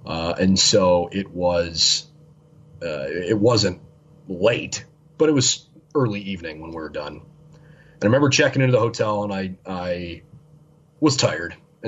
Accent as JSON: {"language": "English", "town": "Cleveland", "region": "Ohio", "country": "United States", "tie": "born or raised there", "moved": "yes", "said": "I grew up in Cleveland"}